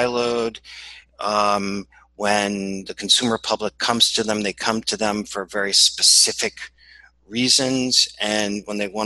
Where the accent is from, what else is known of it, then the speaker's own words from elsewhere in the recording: New Orleans, Louisiana, United States; now in New York, United States; I'm sitting in New York, which is where I'm based. And I'm originally from New Orleans.